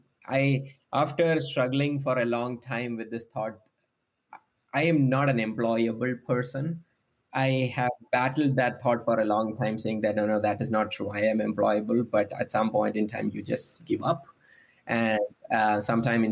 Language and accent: English; Kerala, India; moved away as an adult; now in United States; I come from the southwest coast of India. The state name is called Kerala.